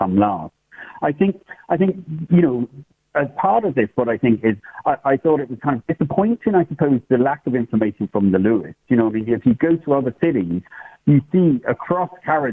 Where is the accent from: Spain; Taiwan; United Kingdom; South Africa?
United Kingdom; England; moved away as an adult; now in Ireland; you could probably hear from the accent that I'm from England originally, but I'm living in Ireland over 30 years.